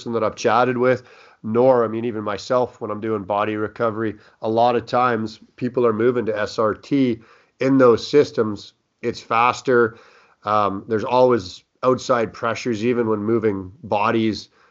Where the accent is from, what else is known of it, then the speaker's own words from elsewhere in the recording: Canada; I'm from Canada.